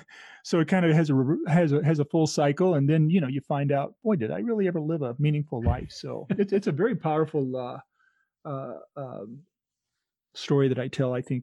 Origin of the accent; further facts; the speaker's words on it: Illinois, United States; where my wife and I grew up in Illinois, it's a dot on the map, and you're not going to find it.